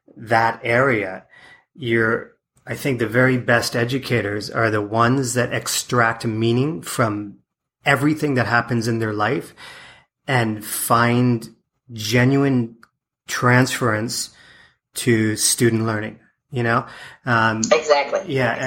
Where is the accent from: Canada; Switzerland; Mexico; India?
Canada; moved away as an adult; my wife and I moved away from Canada in '96